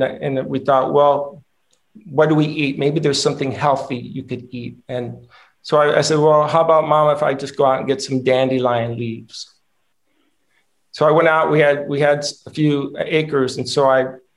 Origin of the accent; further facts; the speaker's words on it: Rancho Cordova, California, United States; also born or lived in Michigan; I grew up in Rancho Cordova, California, which is a suburb of Sacramento. When we moved from Michigan, actually, I was 5 years old